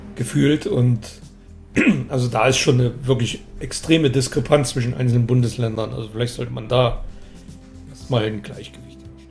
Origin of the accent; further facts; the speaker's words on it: East Germany, Germany; ich bin ja da sowieso ein bisschen als Ossi